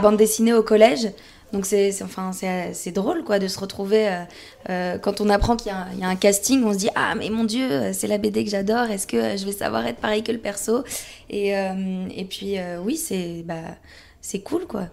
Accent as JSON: {"language": "French", "country": "France", "also_born_or_lived": "Paris region", "said": "chez nous en France"}